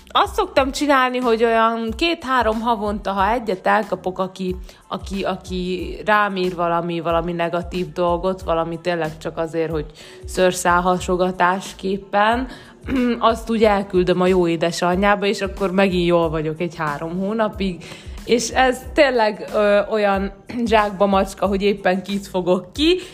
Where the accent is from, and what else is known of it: Hungary; moved away as an adult